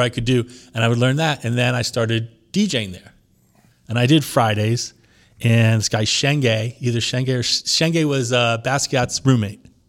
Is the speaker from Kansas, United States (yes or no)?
no; Long Island, New York, United States; also born or lived in Lower East Side, New York; I was born in Long Island.